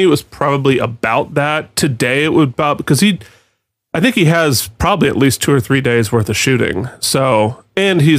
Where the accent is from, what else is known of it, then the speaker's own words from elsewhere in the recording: Vermont, United States; What Lies Beneath, which was filmed in my home state of Vermont